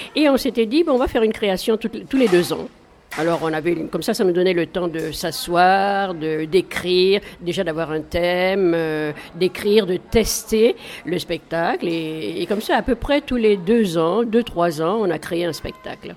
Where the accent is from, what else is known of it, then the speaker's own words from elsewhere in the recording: Mali; moved away as an adult; also born or lived in Paris; moi j'ai grandi, je suis née au Mali, euh, donc euh, jusqu'à l'âge de 18 ans, et après je suis venue à Paris faire mes études